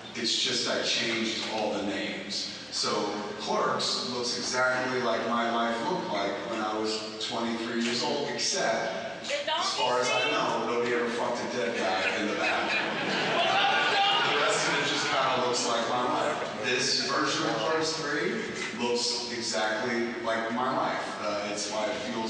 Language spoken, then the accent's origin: English; New Jersey, United States; I grew up in New Jersey